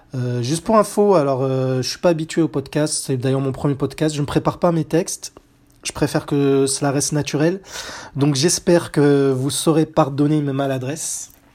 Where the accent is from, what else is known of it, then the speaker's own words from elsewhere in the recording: France; chez nous en France en 1993